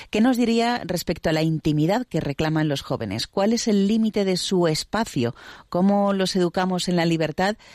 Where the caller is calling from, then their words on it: Nicaragua; Sí, eh, hola José María … de Nicaragua. Te estamos escuchando en familia.